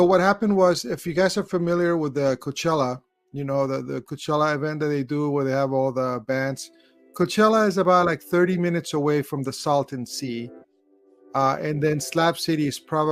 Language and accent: English; Chile; also born or lived in Los Angeles area; now in Los Angeles, United States; I was born in Chile.